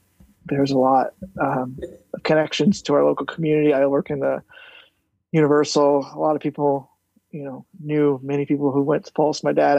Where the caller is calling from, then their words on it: Orlando, Florida, United States; Well, as the handle states … in Orlando.